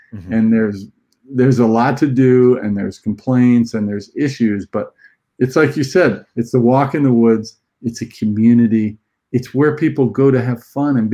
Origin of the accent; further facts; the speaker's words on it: California, United States; also born or lived in Boston; now in Newport Beach, United States; I was there for 7 years of school. I'm from California, so I'm back here now